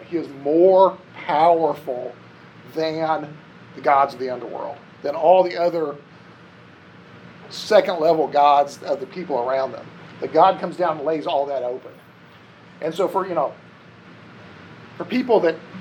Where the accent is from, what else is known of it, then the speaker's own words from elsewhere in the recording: Ohio and Indiana, Midwest, United States; I grew up in Ohio and Indiana where it's really flat